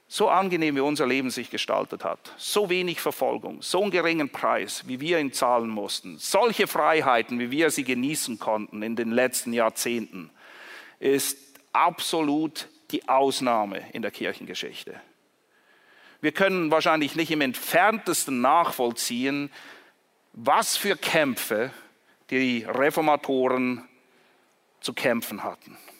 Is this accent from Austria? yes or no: no; Zurich, Switzerland; Ich komme zufälligerweise aus Zürich